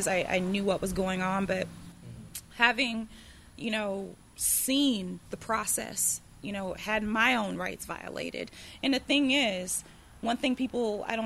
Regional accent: Taylorsville, Mississippi, United States; I grew up in Taylorsville, so I know a lot about Taylorsville

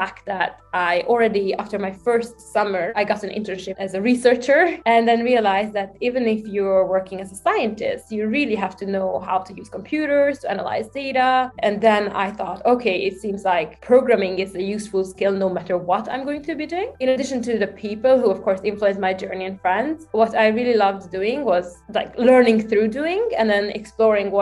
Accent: Budapest, Hungary; English is a second language; moved away as an adult; also born or lived in Abu Dhabi / Sweden; now in Stockholm, Sweden; I was born and raised in Budapest, which is the capital of Hungary, and I just grew up in the outskirts of the city

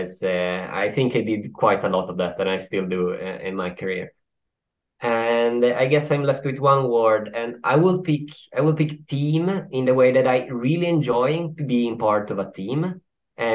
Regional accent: Turin, Piedmont, Italy; now in Sweden; I'm from Turin.

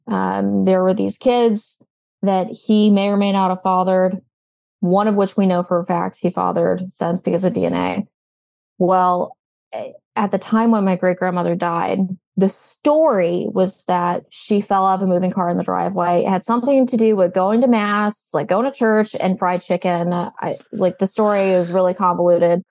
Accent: New Orleans, Louisiana, United States; moved away; I'm originally from the New Orleans area.

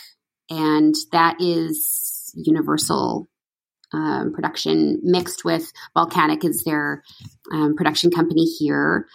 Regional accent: Edmonton, Alberta, Canada; I'm from Edmonton, Alberta, country girl.

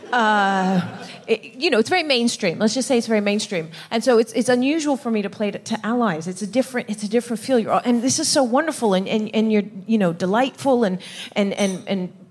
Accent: England, United Kingdom; also born or lived in Netherlands; I grew up here in the West. I grew up in, in pretty much in England and in the Netherlands.

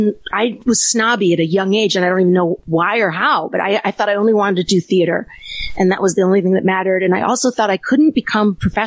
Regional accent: Illinois, United States; Outside Chicago.

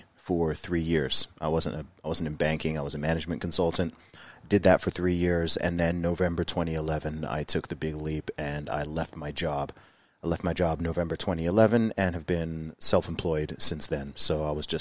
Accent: Saudi Arabia; moved away as an adult; also born or lived in Luton, United Kingdom; I was born in Luton, but I didn't grow up there. I grew up in Saudi Arabia, in the Middle East. I lived there for 20 years

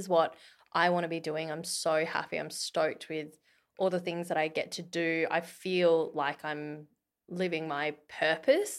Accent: Australia; moved away; being an Aussie

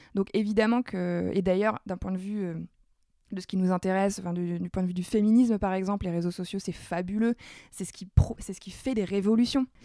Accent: Nord, Hauts-de-France, France; je suis ch'ti

